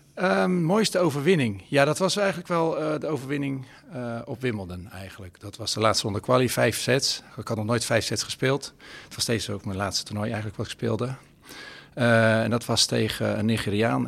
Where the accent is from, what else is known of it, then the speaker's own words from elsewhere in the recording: Rotterdam, South Holland, Netherlands; als Rotterdammer